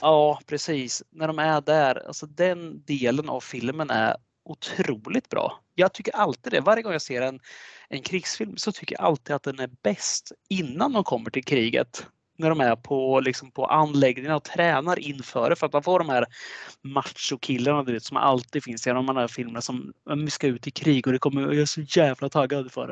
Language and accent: Swedish; Sweden; vi svenskar